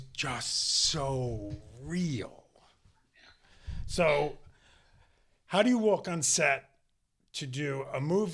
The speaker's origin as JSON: {"language": "English", "town": "New York City", "region": "New York", "country": "United States", "tie": "born or raised there", "said": "I grew up in Queens, Howard Beach"}